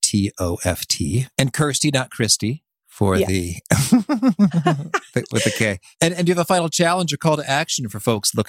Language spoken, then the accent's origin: English; Danville, Illinois, United States; because Chicago was near me and growing up in Danville, Illinois.